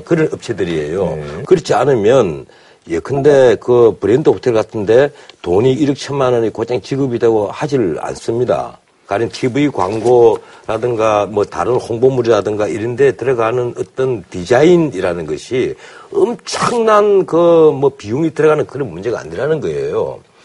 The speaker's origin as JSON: {"language": "Korean", "region": "Ulsan", "country": "South Korea", "tie": "born or raised there", "also_born_or_lived": "Busan", "moved": "yes", "said": "나는 울산 출신이지만 부산사 학교를 다녔고"}